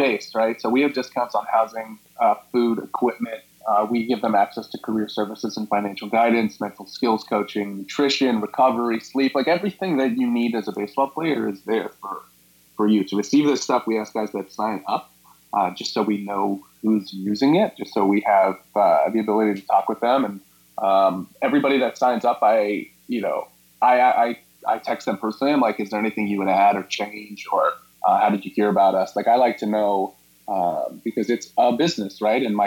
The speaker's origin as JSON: {"language": "English", "town": "Scottsdale", "region": "Arizona", "country": "United States", "tie": "born or raised there", "also_born_or_lived": "San Antonio, Texas", "said": "I grew up in Scottsdale, Arizona"}